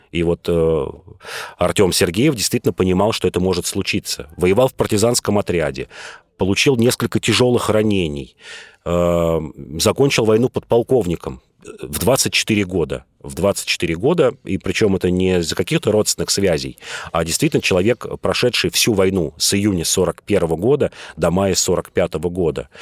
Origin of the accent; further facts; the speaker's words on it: Moscow, Russia; я москвич